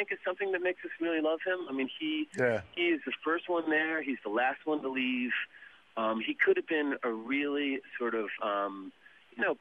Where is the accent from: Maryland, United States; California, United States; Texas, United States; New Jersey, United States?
New Jersey, United States; moved away as an adult; also born or lived in Los Angeles; now in New York, United States; I'm from New Jersey